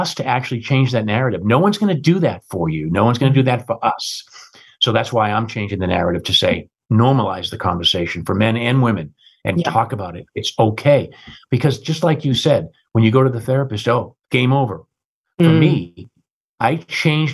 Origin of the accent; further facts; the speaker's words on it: United States; also born or lived in London, United Kingdom; as an American running the UK